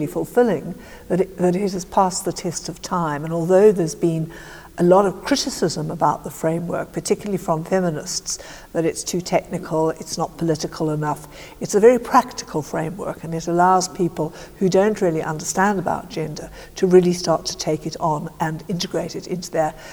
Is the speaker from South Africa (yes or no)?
yes; South Africa; moved away; I was brought up in South Africa